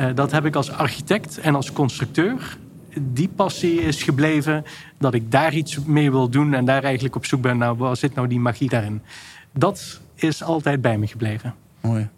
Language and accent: Dutch; Maastricht, Limburg, Netherlands; ik kom uit Maastricht en daar heb je de NC-groeven. Ja. En daar ging ik elke zaterdag ging ik daar zoeken naar fossielen